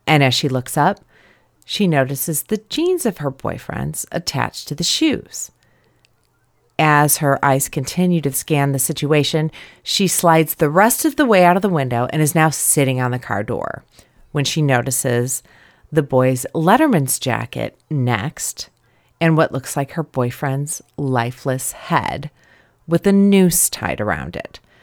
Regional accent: right outside of Chicago, Illinois, United States; I grew up right outside of Chicago

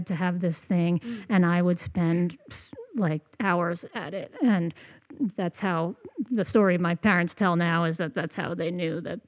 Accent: Ocean Grove, New Jersey, United States; now in West Marin, United States; I was born in New Jersey and grew up in New Jersey

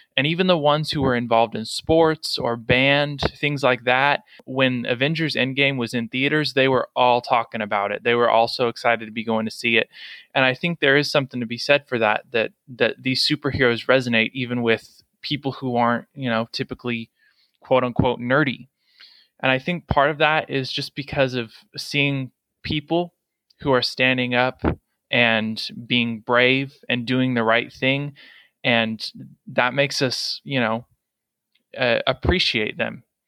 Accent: Kansas, United States; also born or lived in Arizona; we moved from Arizona to Kansas, uh, where he was an associate pastor at a church there

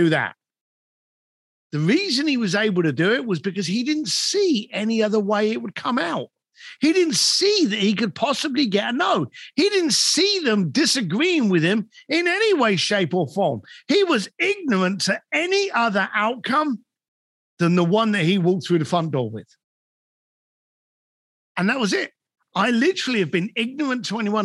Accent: London, United Kingdom; moved away as an adult; now in Los Angeles, United States; I'm a bricklayer from London

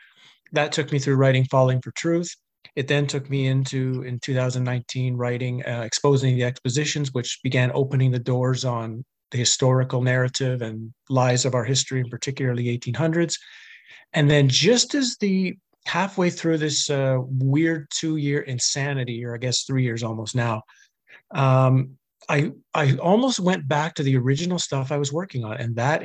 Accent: Canada; I grew up in Canada. I was a fairly normal hockey playing guy who drank too much and stayed out late too much, and was a typical Canadian, I guess, in the 80s and early 90s.

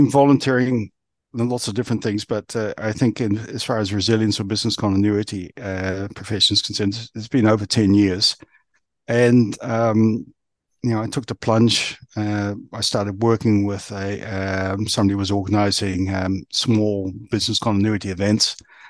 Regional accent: New Zealand; also born or lived in Australia; now in United Kingdom; I come from New Zealand. I was born in New Zealand. And then when I was quite some time ago, I moved across Australia

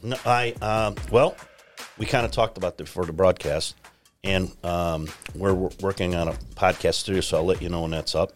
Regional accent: Chicago, Illinois, United States; I'm from the Chicagoland area and, uh, grew up in the South Side End

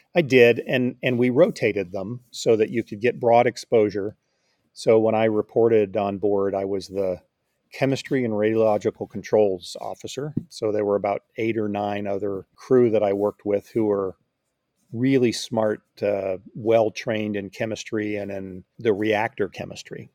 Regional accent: Rancho Cucamonga, California, United States; moved away as an adult; also born or lived in Hawaii / Virginia; now in North Texas, United States; I grew up in Alta Loma really my, my whole life until I left for college

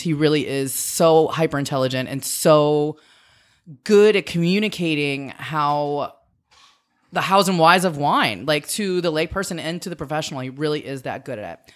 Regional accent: Metairie, Louisiana, United States; also born or lived in North Shore, Louisiana / Lafayette, Louisiana; I grew up outside of New Orleans. I, when I was a kid, I lived in Metairie, and then we lived on the North Shore

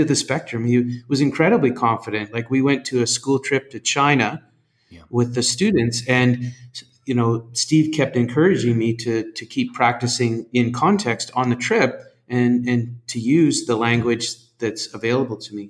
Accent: Western Canada, Canada; moved away as an adult; now in Singapore; Growing up in Canada, mm. even on the west side, you know we're we're supposed to learn French

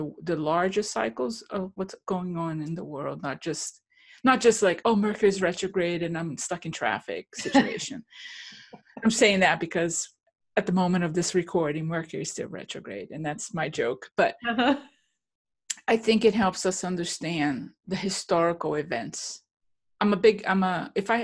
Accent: Brazil; moved away; I come from Brazil. And I grew up in a culture in which inflation was daily

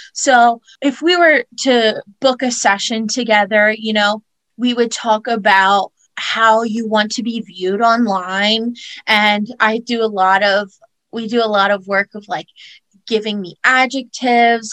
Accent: Easton, Pennsylvania, United States; moved away as an adult; now in New York, United States; i grew up in easton pennsylvania

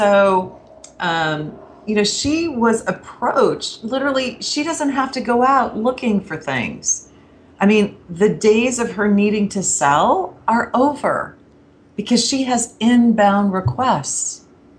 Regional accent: Kansas, United States; So for instance, I'm from Kansas.

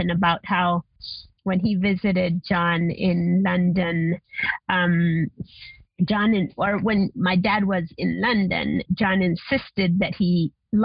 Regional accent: Argentina; now in Costa Rica; growing up in Argentina

